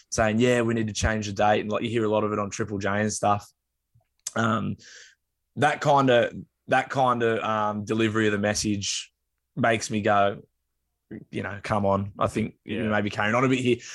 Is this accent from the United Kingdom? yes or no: yes; England, United Kingdom; born there; I'm, i was born in England, so I'm, you know, part, you know, from the land of the oppressor.